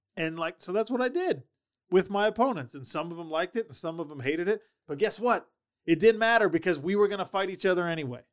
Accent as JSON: {"language": "English", "town": "Sandy", "region": "Utah", "country": "United States", "tie": "born or raised there", "also_born_or_lived": "Minnesota", "said": "I'm from Utah, well, I was born in Minnesota, I, I, I claim Sandy, Utah, that's where I grew up"}